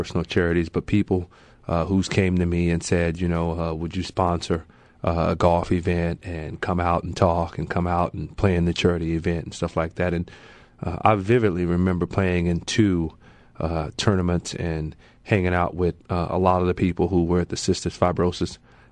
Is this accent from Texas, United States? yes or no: yes; Wichita Falls, Texas, United States; I grew up in Texas, a little town, Wichita Falls, Texas